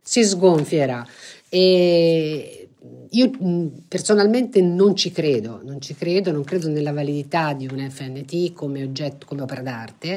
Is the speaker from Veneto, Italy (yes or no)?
no; Florence, Tuscany, Italy; essendo fiorentina